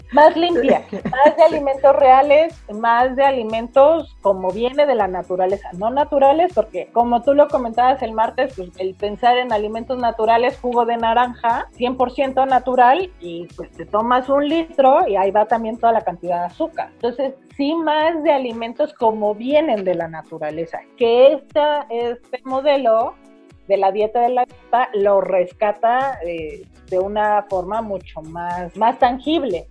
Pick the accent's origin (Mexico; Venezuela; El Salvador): Mexico; pensamos que como mexicanos somos gente de maíz